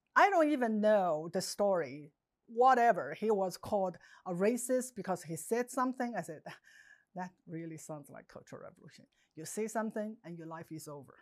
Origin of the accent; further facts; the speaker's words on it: China; English is a second language; moved away as an adult; now in United States; growing up in Mouse, China